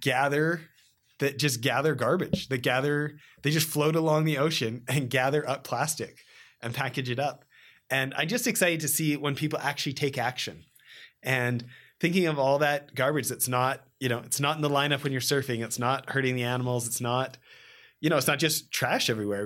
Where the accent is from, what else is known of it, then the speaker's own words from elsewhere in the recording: Canada; moved away as an adult; now in California, United States; I grew up a snowboarder in Canada